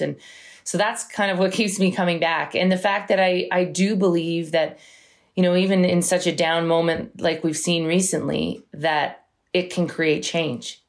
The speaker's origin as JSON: {"language": "English", "town": "Brampton", "region": "Ontario", "country": "Canada", "tie": "born or raised there", "said": "when I was growing up in Brampton, it wasn't as diverse as it is now"}